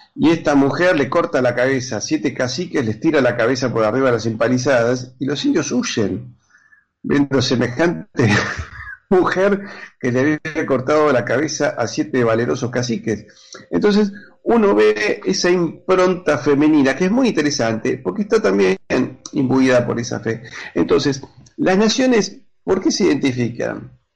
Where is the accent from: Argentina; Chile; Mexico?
Argentina